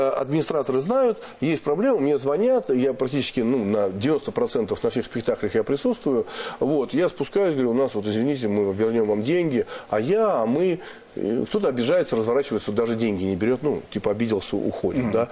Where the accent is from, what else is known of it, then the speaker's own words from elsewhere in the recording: Moscow, Russia; Например, что такое москвич? Вот я там коренной москвич вообще там все мои родственники, все да, далеко, давно и так далее.